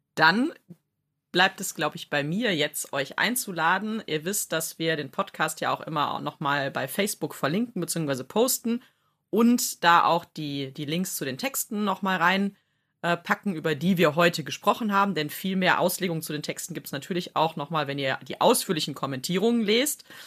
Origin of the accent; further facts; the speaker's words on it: Rhineland, Germany; so als Rheinländerin